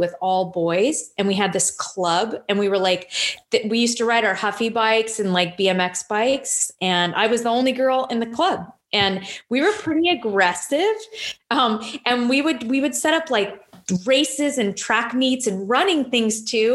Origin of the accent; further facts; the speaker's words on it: Temecula, California, United States; I grew up out in Temecula.